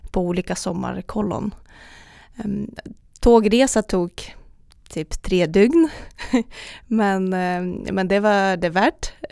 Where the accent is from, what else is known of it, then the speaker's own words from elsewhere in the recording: Republic of Karelia, Russia; born there; Ja, eh, jag föddes i Karelen, eh, norra Ryssland, eh, nära finska gränser.